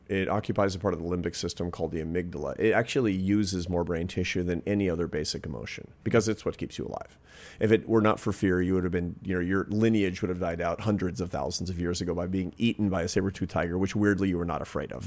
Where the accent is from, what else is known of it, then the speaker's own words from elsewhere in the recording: Pacific Northwest, United States; when I was a kid, for example, growing up in the Pacific Northwest